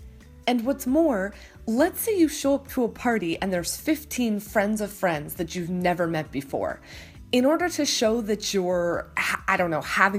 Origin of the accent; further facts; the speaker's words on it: United States; moved away as an adult; now in France; as an American, waiting in line to give people kisses is kind of weird